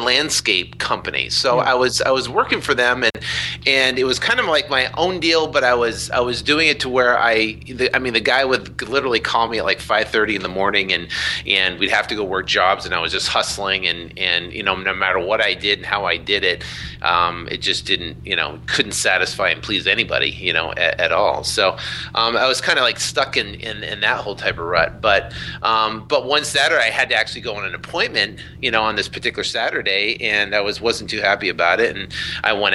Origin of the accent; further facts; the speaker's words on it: Vermont, United States; I was born and raised in Vermont